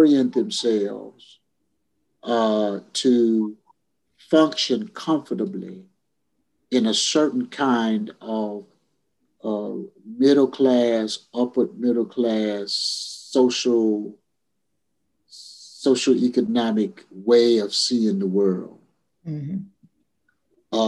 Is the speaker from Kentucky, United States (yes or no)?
yes; Louisville, Kentucky, United States; I grew up in Louisville, Kentucky